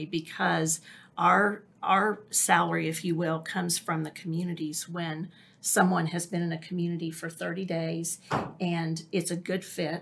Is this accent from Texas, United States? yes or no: no; Oklahoma City, Oklahoma, United States; born or raised there